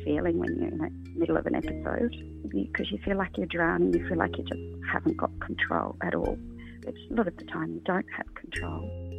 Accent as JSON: {"language": "English", "town": "Newcastle", "region": "New South Wales", "country": "Australia", "said": "I'm from Newcastle"}